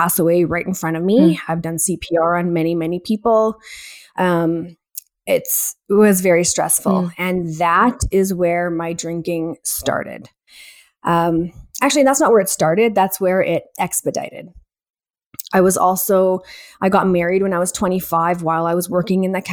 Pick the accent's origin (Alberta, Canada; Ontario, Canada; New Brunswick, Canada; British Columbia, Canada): Alberta, Canada; Edmonton; I am from Edmonton, Alberta, born and raised here